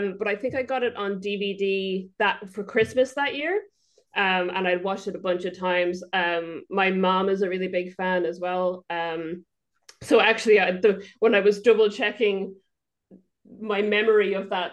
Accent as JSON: {"language": "English", "country": "Ireland", "moved": "yes", "lives_now": "New Zealand", "said": "I am from Ireland, but I live in New Zealand."}